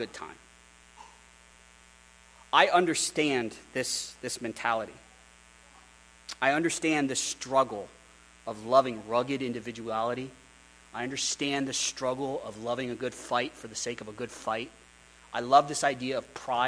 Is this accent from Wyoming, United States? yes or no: yes; Wyoming, United States; also born or lived in Philadelphia; I grew up in Wyoming. I started a punk rock band in Wyoming.